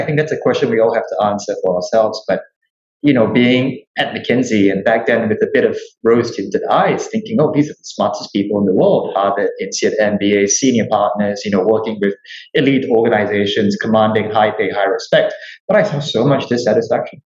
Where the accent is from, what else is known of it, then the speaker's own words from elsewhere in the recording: Singapore; I'm Singaporean.